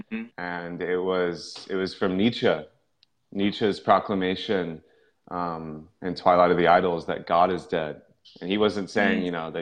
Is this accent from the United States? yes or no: yes; Houston, Texas, United States; also born or lived in Midland, Texas; born in Midland, so like out in West Texas, but I grew up in the Houston area, so Gulf Coast